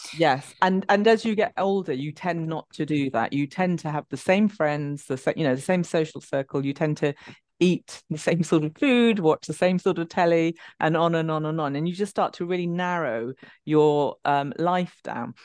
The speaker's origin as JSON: {"language": "English", "region": "London", "country": "United Kingdom", "said": "I'm from London"}